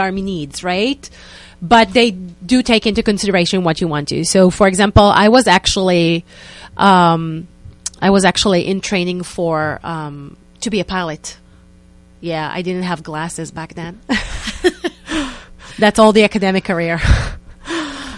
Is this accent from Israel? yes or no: yes; Israel; accent: Israeli; English is a second language; moved away as an adult; now in New York, United States; I moved 5 years ago from Israel, so please excuse me for my Israeli accent